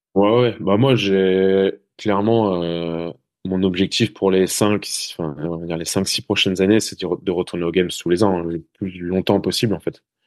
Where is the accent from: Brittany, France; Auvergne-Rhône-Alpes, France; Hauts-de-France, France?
Brittany, France; moved away; je suis breton à la base